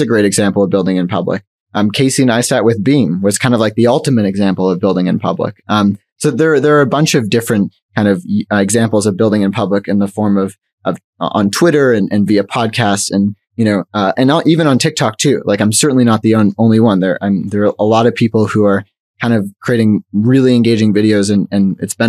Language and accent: English; Canada